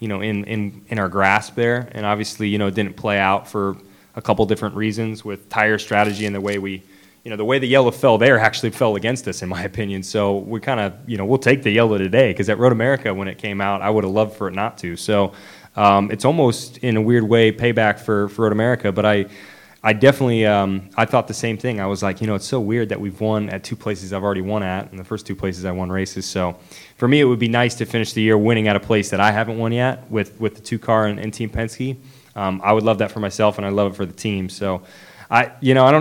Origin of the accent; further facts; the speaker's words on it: Nashville, Tennessee, United States; I'm from Nashville